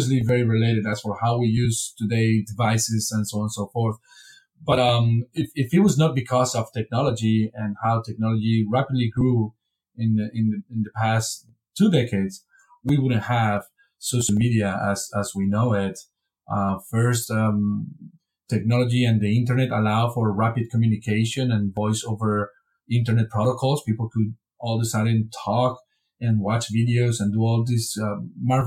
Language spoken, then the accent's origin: English; Spain; moved away as an adult; also born or lived in Wisconsin, United States / Texas, United States; now in Vienna, Austria; I'm originally from Spain, and I pursue a PhD in Spain in political science